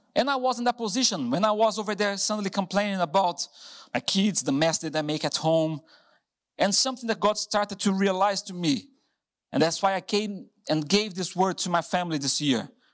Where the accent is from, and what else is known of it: Brazil; English is a second language; moved away as an adult; now in Hereford, United Kingdom